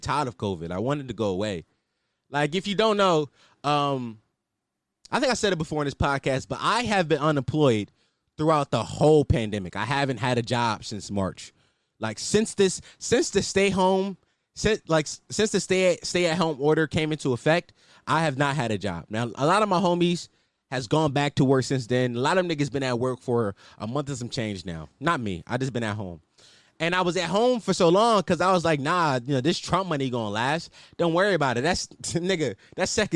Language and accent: English; Philadelphia, Pennsylvania, United States; I'm from Philadelphia, Pennsylvania. You know, 215, City Brother Love, West Oak Lane to be exact, Uptown.